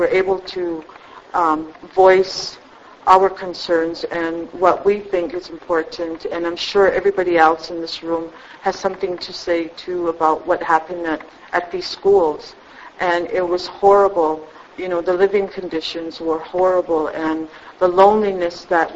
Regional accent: Blood Reserve, Alberta, Canada; I was born and raised on the Blood Reserve.

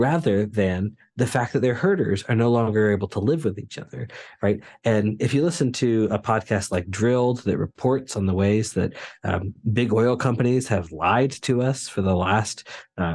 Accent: near the Appalachians, United States; I butt right up against the Appalachians in my hometown

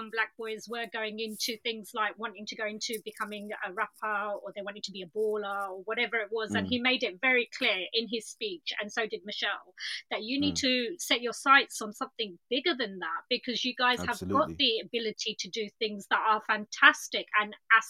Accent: Ilford, London, United Kingdom; I'm from East London as well

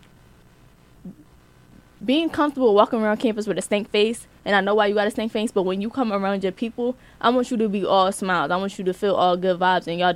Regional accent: Philadelphia, Pennsylvania, United States; moved away; I'm from Philly

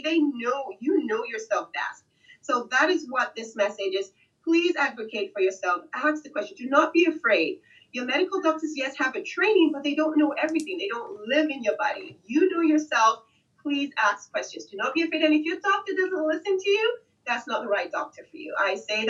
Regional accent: Nigeria; moved away; I'm originally from Nigeria

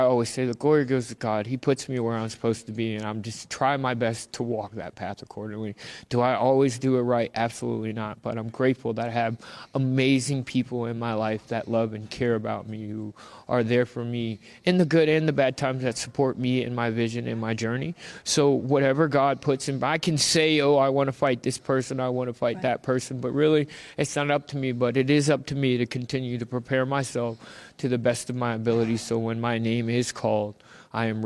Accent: Virginia, United States; my home state of Virginia

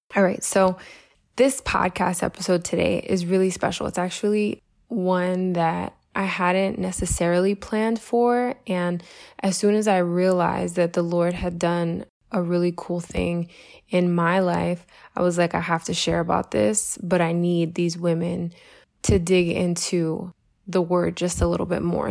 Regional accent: Puerto Rico; your Jesus loving Puerto Rican life coach

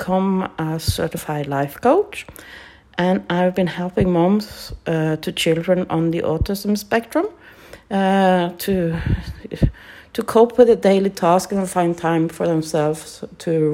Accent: Norway; English is a second language; I'm from Norway

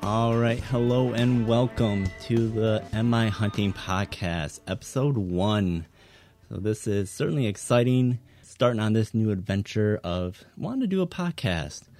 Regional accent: Northern Michigan, United States; growing up in Northern Michigan

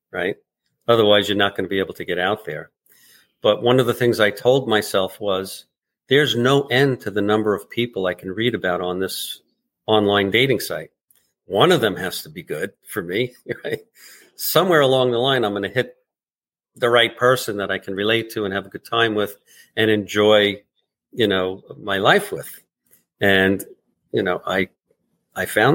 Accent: New York City, New York, United States; now in Long Beach, New York, United States; we were both from Brooklyn

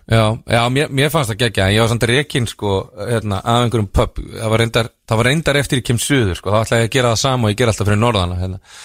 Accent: Dalvík, Northeastern Region, Iceland; ég er frá Dalvík

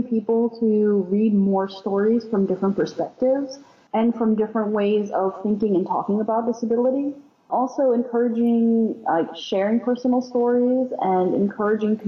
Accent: Houston, Texas, United States; I was raised in Houston, Texas

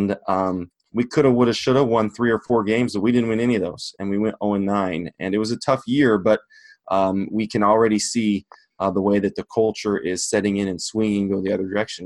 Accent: Longmont, Colorado, United States; now in Nebraska, United States; I grew up in Longmont, Colorado, just north of Denver.

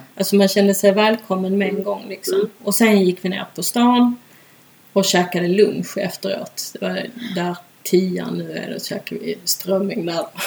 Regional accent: Malmö, Skåne, Sweden; moved away as an adult; also born or lived in Ireland / Stockholm; jag är ju uppvuxen i Malmö

